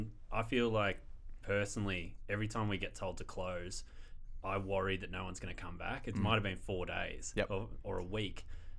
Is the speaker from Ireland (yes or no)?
no; Bayswater, Victoria, Australia; moved away as an adult; also born or lived in Brunswick; now in Ballarat, Australia; Bayswater, eastern suburbs.